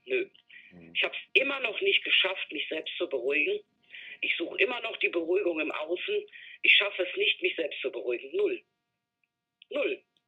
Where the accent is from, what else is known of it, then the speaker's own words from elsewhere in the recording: Dortmund, North Rhine-Westphalia, Germany; moved away; ich komme aus Dortmund ursprünglich